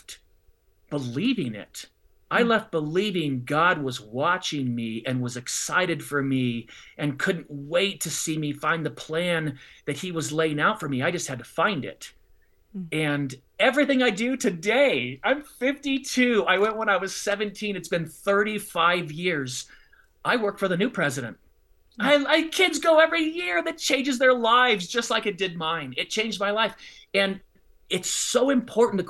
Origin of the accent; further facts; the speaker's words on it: Southern California, United States; moved away as an adult; also born or lived in Illinois; now in Colorado Springs, United States; I grew up in Southern California